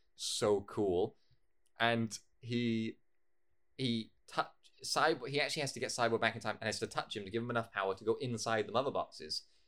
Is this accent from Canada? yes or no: no; United Kingdom; I'm a British person